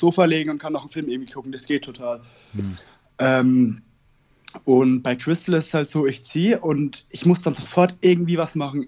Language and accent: German; Northern Bavaria, Germany; ich komme aus Bayern